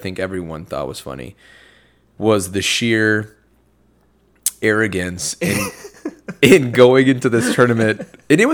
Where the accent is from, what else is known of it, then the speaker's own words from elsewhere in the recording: Allegan, Michigan, United States; my hometown had an alumni tournament